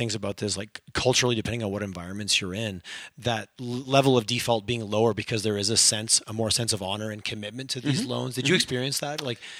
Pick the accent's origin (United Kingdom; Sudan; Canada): Canada; Southern Quebec; now in Calgary, Canada; I grew up in Southern Quebec, which is also real winter in a rural environment.